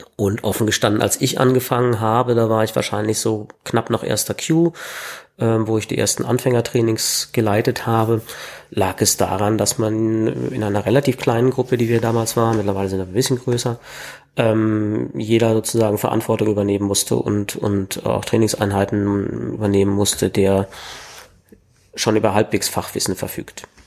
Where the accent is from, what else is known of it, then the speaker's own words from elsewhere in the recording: Berlin, Germany; bin Berliner, habe immer in Berlin gelebt